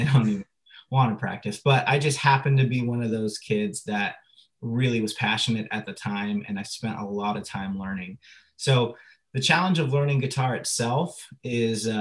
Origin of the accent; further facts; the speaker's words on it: La Mesa, California, United States; I'm from La Mesa. I grew up in La Mesa in San Diego. I'm a native